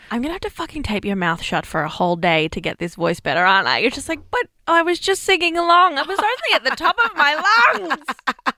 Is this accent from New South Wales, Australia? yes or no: yes; Bathurst, New South Wales, Australia; moved away; I'm from Bathurst